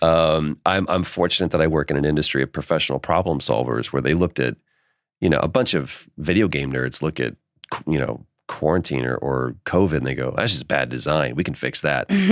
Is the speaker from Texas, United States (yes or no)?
yes; Dallas, Texas, United States; moved away as an adult; now in Los Angeles, United States; grew up in Dallas